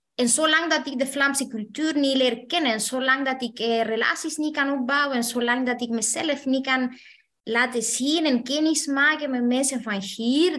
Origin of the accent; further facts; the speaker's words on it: Chile; moved away as an adult; now in Belgium; ik ben zelf afkomstig uit Chili.